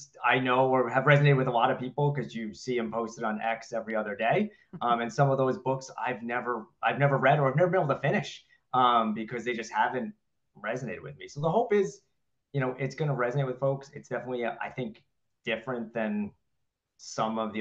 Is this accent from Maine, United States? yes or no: no; New York City, New York, United States; now in Massachusetts, United States; I grew up, though, in Queens, New York, so just outside of Manhattan.